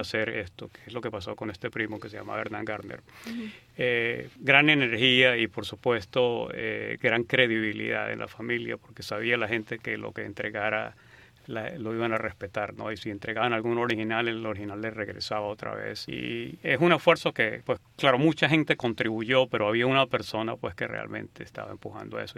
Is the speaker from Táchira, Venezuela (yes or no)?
yes; San Cristóbal, Táchira, Venezuela; moved away as an adult; also born or lived in Berkeley, United States; now in United States; Yo nací en San Cristóbal, en Venezuela. Estuve allí hasta que terminé bachillerato y me vine a Estados Unidos a estudiar universidad.